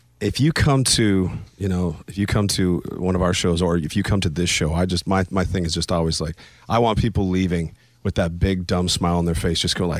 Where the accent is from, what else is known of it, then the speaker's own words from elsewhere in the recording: Canada; But you just think because I'm Canadian that I don't have any of that in me.